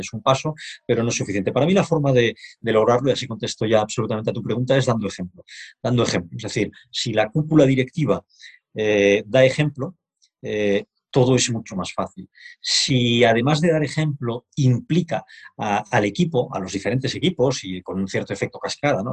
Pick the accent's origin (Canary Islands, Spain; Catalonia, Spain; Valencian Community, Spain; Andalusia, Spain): Catalonia, Spain; Barcelona; moved away as an adult; now in Madrid, Spain; soy un barcelonés afincado en Madrid desde hace algunos años